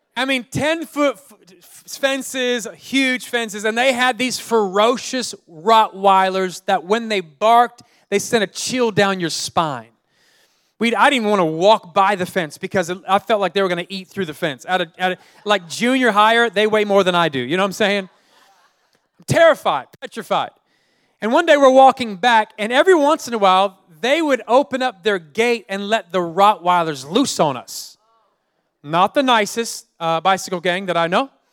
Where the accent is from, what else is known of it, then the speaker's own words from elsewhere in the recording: Oakland, California, United States; I grew up in Oakland, California